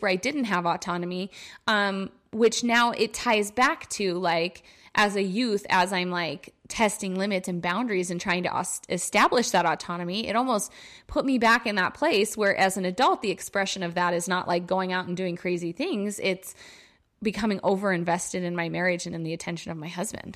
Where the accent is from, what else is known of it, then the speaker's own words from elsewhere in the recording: New York, United States; moved away; in my hometown visiting my parents